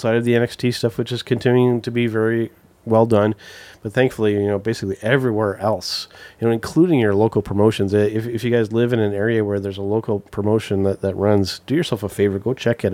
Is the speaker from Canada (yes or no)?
yes; Ontario, Canada; as a Canadian wrestling fan